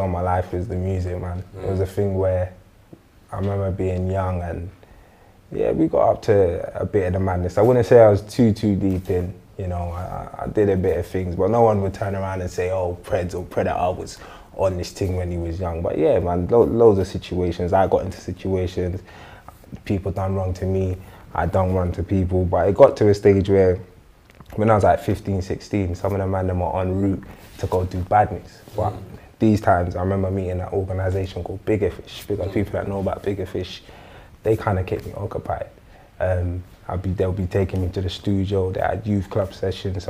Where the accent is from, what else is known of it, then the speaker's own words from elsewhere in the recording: London, United Kingdom; I'm born and raised in Northwest London, in a state called St. Raphs